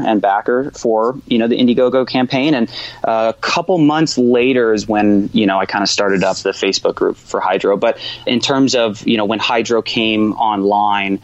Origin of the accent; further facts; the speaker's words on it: Jacksonville, Florida, United States; now in Los Angeles, United States; I grew up in Florida where you had the humidity, you had bugs, you know, but it was a great place, you know, Jacksonville